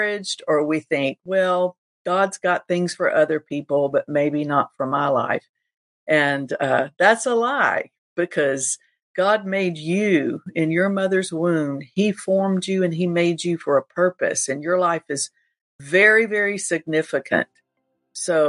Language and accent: English; Panama City Beach, Florida, United States; moved away; Pastor Beachside Fellowship Miracle Center in Panama City Beach, Florida. And of course, that's my hometown.